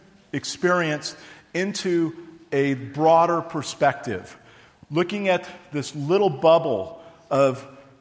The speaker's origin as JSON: {"language": "English", "town": "Livermore", "region": "California", "country": "United States", "tie": "born or raised there", "also_born_or_lived": "Texas / New Mexico", "moved": "as an adult", "said": "I grew up in Livermore"}